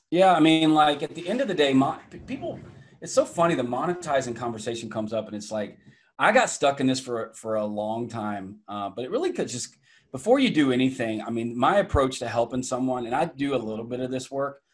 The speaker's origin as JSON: {"language": "English", "town": "Atlanta", "region": "Georgia", "country": "United States", "tie": "born or raised there", "also_born_or_lived": "Iowa / Connecticut", "accent": "Southern", "moved": "yes", "lives_now": "New Hampshire, United States", "said": "grew up in the deep South. I guess Atlanta, Georgia"}